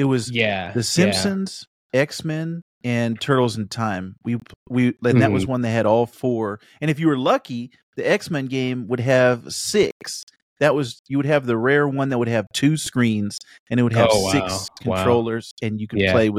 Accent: Japan; So I grew up in Japan. I spent a lot of years in Japan, and the arcades there are all like sit down.

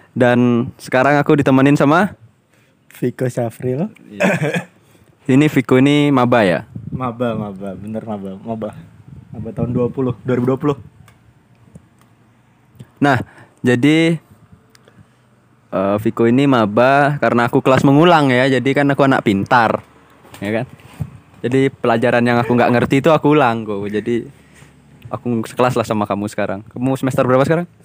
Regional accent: Balikpapan, East Kalimantan, Indonesia; now in Yogyakarta, Indonesia; kan aku dari Kalimantan kan dari Balikpapan.

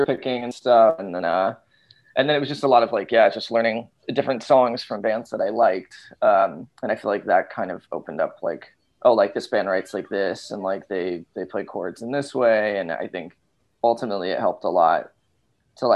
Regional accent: Los Angeles, California, United States; I'm from Los Angeles

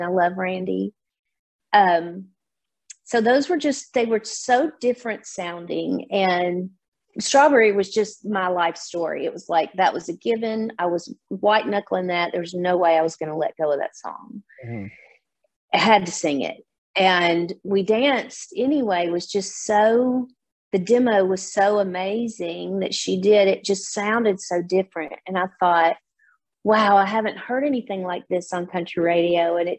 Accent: Nashville, Tennessee, United States; being a Nashville native, I'm born and raised in Nashville, and my dad was an A-list studio player and a producer.

